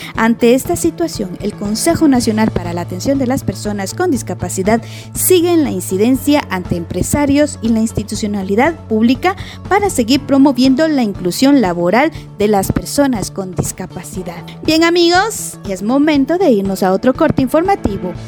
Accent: Guatemala; como guatemaltecos

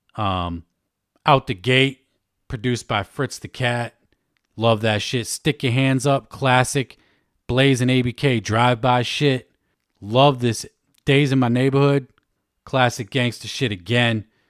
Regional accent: Worcester, Massachusetts, United States; Worcester, Mass, my hometown.

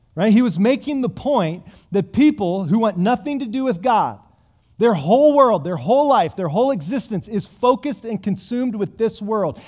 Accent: United States; us as American Christians

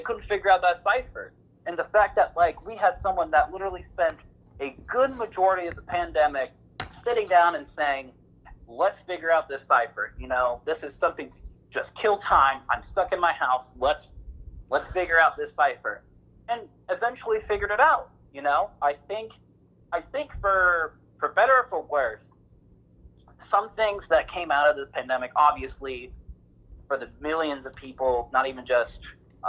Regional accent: United States; as American people

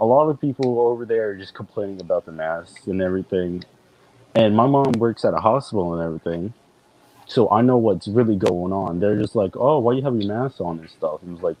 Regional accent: Florida, United States; now in Louisiana, United States; I'm from Florida.

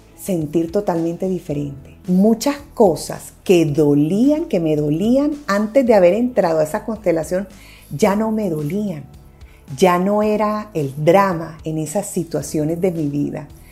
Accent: Barranquilla, Atlántico, Colombia; moved away; also born or lived in Medellín; Yo soy de Barranquilla

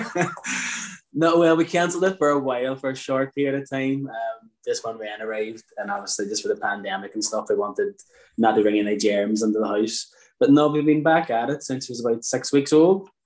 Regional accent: Derry, Northern Ireland, United Kingdom; moved away as an adult; now in Muff, Ireland; we're actually from Derry, both of us, uh, born and raised

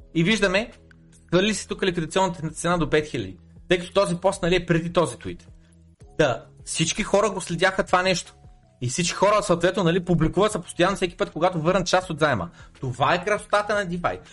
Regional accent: Bulgaria; аз съм един българин

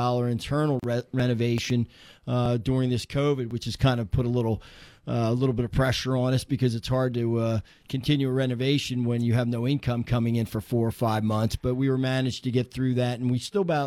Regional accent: Horsham, Pennsylvania, United States; I worked in a small club in Horsham, Pennsylvania, my hometown.

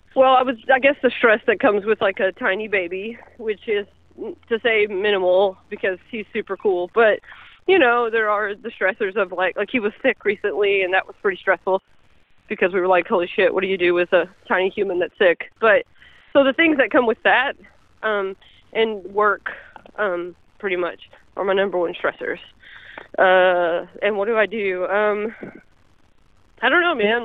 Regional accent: Kentucky, United States; I am from Kentucky

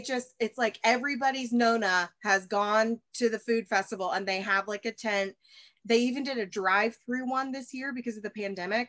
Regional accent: Alabama, United States; moved away as an adult; also born or lived in Chicago; I'm from Alabama and um and I'm back here in the South now

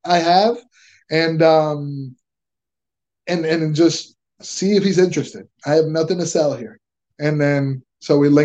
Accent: Connecticut, United States; also born or lived in Venezuela; I'm from New England. I'm originally from Connecticut

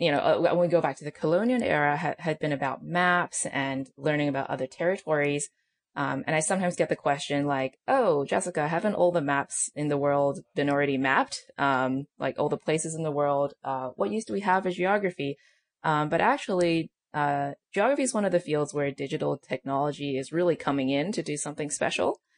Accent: Australia; also born or lived in China; now in United States; I'm technically Australian, but I uh, lived in China for some time, and then I came to the U.S. for college, uh, which was in L.A.

